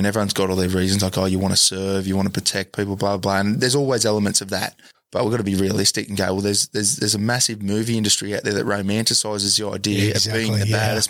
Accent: Newcastle, New South Wales, Australia; I grew up in Newcastle. Dudley. I was born around here. Went to Dudley School, went to Whitebridge High School, the School of Hard Knocks

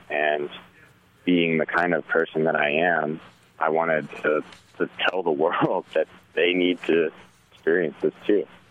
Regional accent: Tallahassee, Florida, United States; moved away; also born or lived in Asheville, North Carolina; I'm originally from Tallahassee, Florida, and uh, I was always a really outdoorsy kid

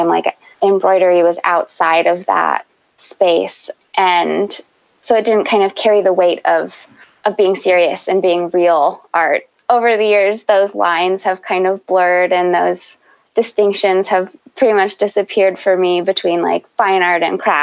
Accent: Baltimore, Maryland, United States; moved away as an adult; also born or lived in Chicago; I grew up in Baltimore and had the good fortune of attending Baltimore School for the Arts for high school.

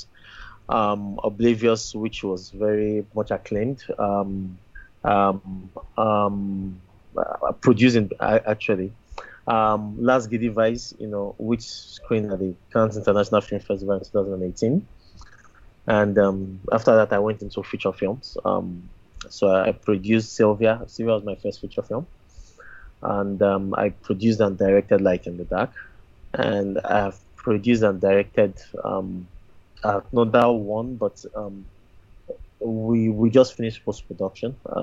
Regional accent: Nigeria; as a Nigerian filmmaker making films in Nigeria

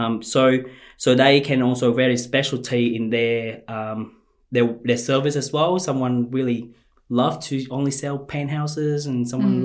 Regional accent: Ho Chi Minh City, Vietnam; moved away as an adult; now in Australia; I grew up in Chinatown in Ho Chi Minh City of Vietnam

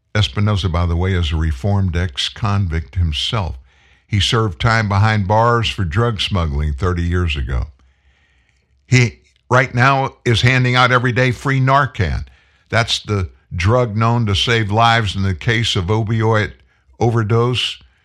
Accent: Texas, United States; I was born in Texas. I'm a native Texan.

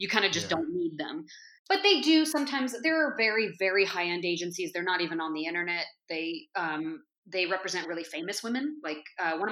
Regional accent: Berkeley, California, United States; moved away as an adult; I was from Berkeley

